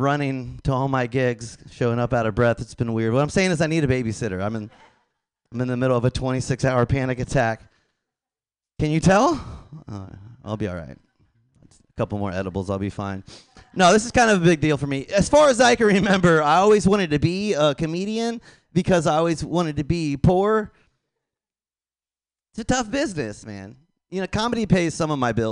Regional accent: Tampa, Florida, United States; I'm from Tampa, Florida.

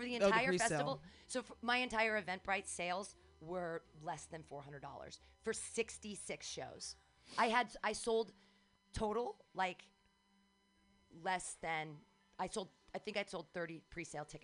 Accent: San Francisco, California, United States; I'm from San Francisco.

